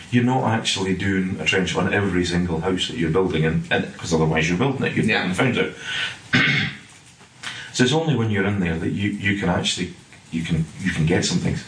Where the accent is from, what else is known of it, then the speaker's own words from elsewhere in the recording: Scotland, United Kingdom; moved away as an adult; now in England; You'll gather from my accent, I'm not sort of from Englandshire. I'm from up in Scotland.